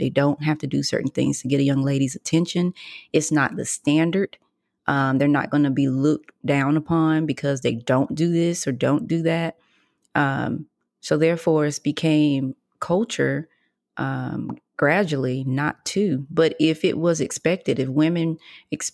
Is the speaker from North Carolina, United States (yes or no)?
yes; North Lenoir, North Carolina, United States; But you from the country. We from the same place.